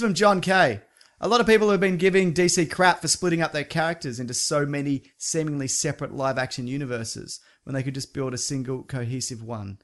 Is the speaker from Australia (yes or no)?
yes; Australia; I'm Australian. I have a terrible accent.